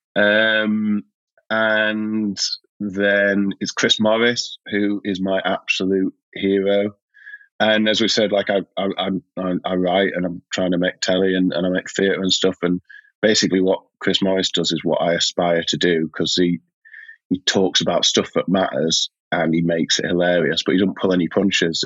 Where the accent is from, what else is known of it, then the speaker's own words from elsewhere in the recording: Yorkshire and the Humber, United Kingdom; also born or lived in South East London; now in London, United Kingdom; I'm a Yorkshireman